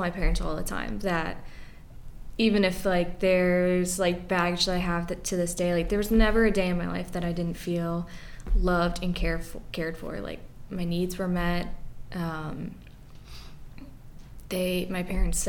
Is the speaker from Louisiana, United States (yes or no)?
no; Frederick, Maryland, United States; also born or lived in Jefferson; I'm a townie, born and raised here.